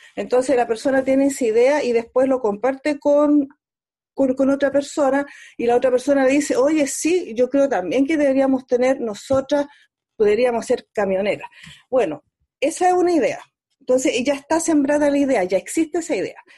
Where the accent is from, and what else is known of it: Chile